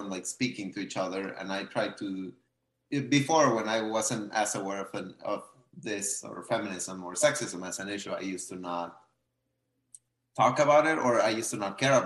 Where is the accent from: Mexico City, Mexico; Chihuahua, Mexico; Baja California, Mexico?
Chihuahua, Mexico; Ciudad Juarez; moved away; also born or lived in Saltillo, Mexico; I'm from Mexico